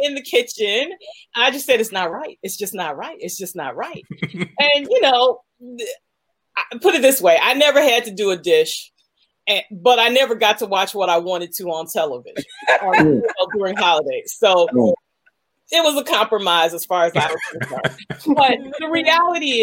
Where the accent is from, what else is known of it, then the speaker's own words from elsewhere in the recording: United States; as an African growing up in America